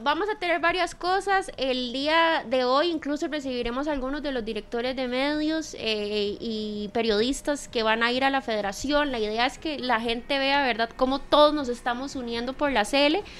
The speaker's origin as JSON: {"language": "Spanish", "country": "Costa Rica", "said": "como ticos"}